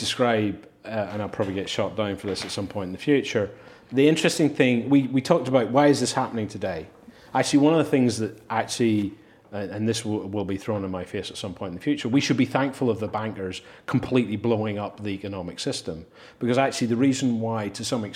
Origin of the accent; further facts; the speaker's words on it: Belfast, Northern Ireland, United Kingdom; now in London, United Kingdom; Having been born and brought up in Belfast